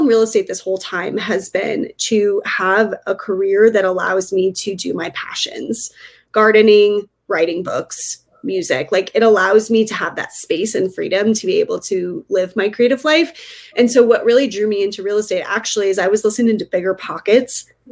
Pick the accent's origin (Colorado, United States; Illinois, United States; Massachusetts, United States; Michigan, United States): Colorado, United States; Northern; now in Denver, United States; I grew up in Northern Colorado and we had just moved to Denver